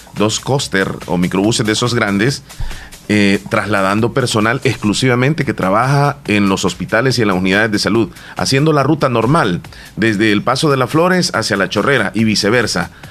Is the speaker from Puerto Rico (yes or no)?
no; El Salvador; nosotros como buenos salvadoreños